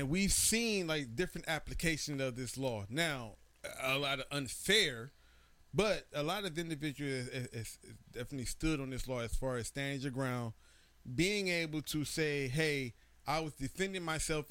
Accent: Kansas City, United States; I'm from Kansas City

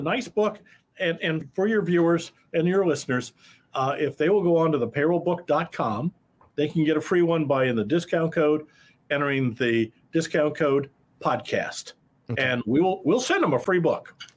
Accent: Iowa, United States; moved away as an adult; also born or lived in Kansas City; I grew up in Iowa. I'm an Iowa boy, Midwestern boy.

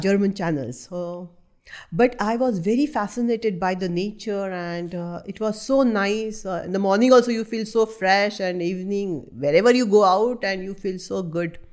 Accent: North India, India; first language Marathi; English is a second language; moved away; I'm from North India

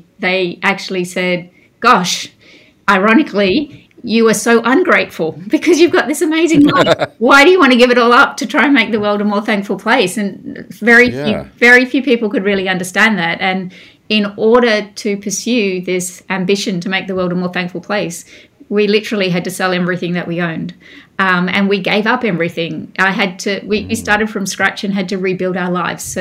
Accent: Mount Isa, Queensland, Australia; also born or lived in New York; now in Melbourne, Australia; I grew up in Mount Isa in northwest Queensland, a rough and tough mining town.

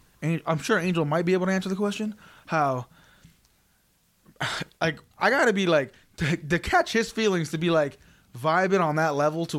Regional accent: Las Vegas, Nevada, United States; accent: Californian; also born or lived in California; I'm from California, raised in Vegas. But yeah, I can see why I have a Californian accent.

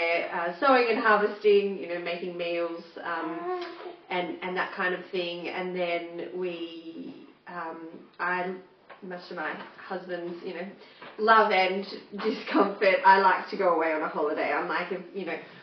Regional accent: Bathurst, New South Wales, Australia; moved away as an adult; also born or lived in Canberra / Sydney; now in Mudgee, Australia; I am originally from Bathurst, so grew up in the country, but not off a farm.

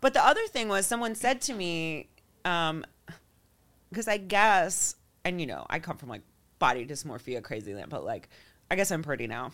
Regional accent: Florida, United States; also born or lived in New York; now in Los Angeles, United States; I grew up in Florida.

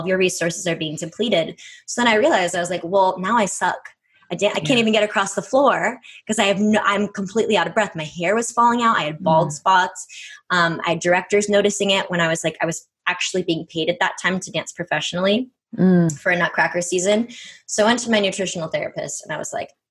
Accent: right outside of Boston, Massachusetts, United States; I grew up on the East Coast, you know, so I grew up right outside of Boston.

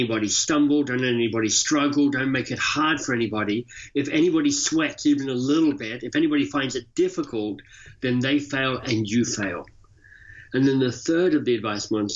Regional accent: Australia; moved away as an adult; also born or lived in Oxford, United Kingdom / London, United Kingdom / Boston, United States; now in Toronto, Canada; I live in Toronto, Canada, but I'm Australian by birth and left Australia some 30 years ago

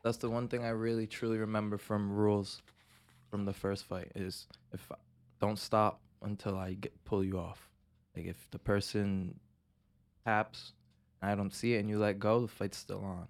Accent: Pawtucket, Rhode Island, United States; I'm from Pawtucket

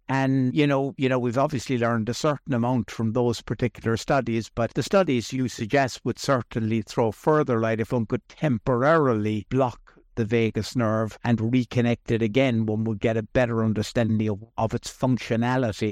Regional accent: Ireland; I grew up here in Ireland

